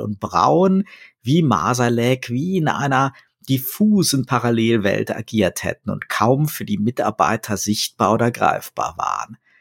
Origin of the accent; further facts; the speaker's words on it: Rhineland, Germany; als Rheinländer ja fröhlicher Karnevalist